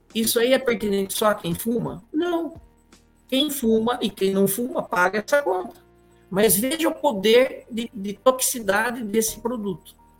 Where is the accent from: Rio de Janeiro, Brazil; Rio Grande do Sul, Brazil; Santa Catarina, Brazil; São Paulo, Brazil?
São Paulo, Brazil; Sorocaba; eu nasci e sempre morei em Sorocaba